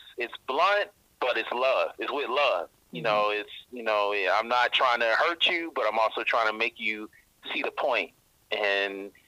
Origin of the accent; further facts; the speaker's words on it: Georgia, United States; moved away as an adult; also born or lived in Indiana; now in Washington, D.C., United States; So I'm originally from Georgia. I was born in Indiana, actually raised in Georgia, a southern boy. Then moved to Washington, D.C. in 2007.